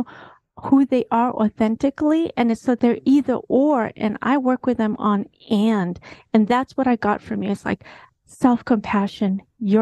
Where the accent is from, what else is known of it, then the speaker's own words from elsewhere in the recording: Kenya; I'm half Kenyan, half American